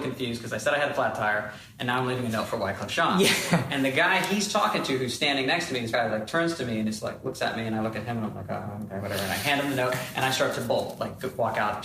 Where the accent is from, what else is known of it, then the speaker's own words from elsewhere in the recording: Texas, United States; in school, not only being in Texas, I was also the like, in a lot of schools, the only colored person in the building